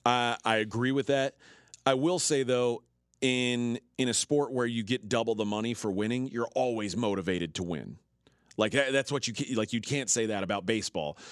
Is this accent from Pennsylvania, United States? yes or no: no; Houston, Texas, United States; moved away; I'm from Texas